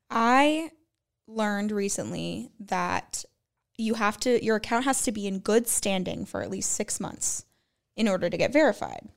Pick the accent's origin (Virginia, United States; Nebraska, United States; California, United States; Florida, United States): California, United States; Los Angeles; I'm from L A.